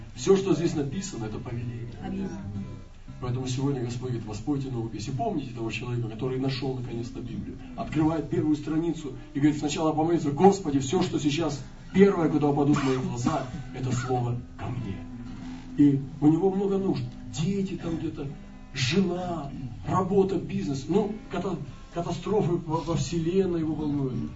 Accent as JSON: {"language": "Russian", "country": "Russia", "said": "мы были э, иностранцы, мы из России"}